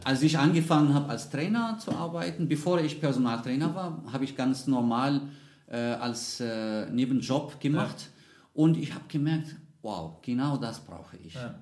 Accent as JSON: {"language": "German", "town": "Casablanca", "region": "Casablanca-Settat", "country": "Morocco", "tie": "born or raised there", "second_language": "German", "moved": "as an adult", "lives_now": "Munich, Germany", "said": "ich bin in Casablanca geboren und aufgewachsen"}